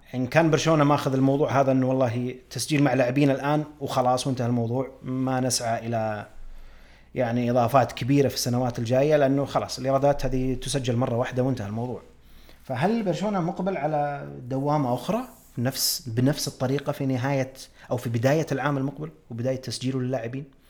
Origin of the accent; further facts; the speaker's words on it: Saudi Arabia; عندنا في السعودية